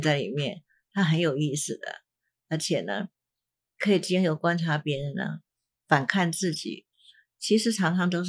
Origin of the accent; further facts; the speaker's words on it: China; 我在想是是不是我们的中国人，其实因为我对这个世界其他各各种族的人我并不了解，可是我们中国人好像蛮倾向喜欢算命的